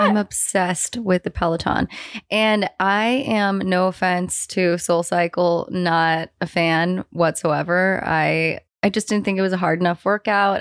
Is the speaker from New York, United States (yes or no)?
no; San Francisco, California, United States; I grew up in San Francisco